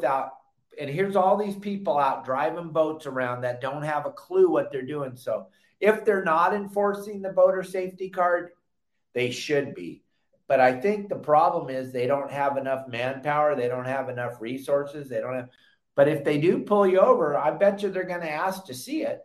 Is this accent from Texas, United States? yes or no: no; Southern California, United States; back in the day growing up in Southern California